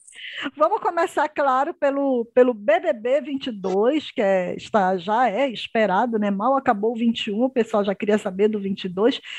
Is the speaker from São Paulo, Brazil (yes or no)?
no; Pará, Brazil; nós que somos paraenses